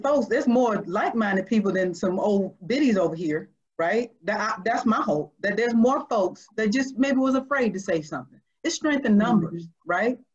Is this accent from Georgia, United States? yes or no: yes; Georgia, United States; I'm from Georgia. I know the South.